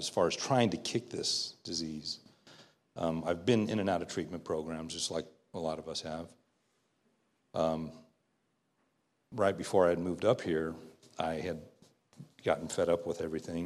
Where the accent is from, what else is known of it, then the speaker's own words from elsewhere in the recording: Southern California, United States; born and raised in Southern California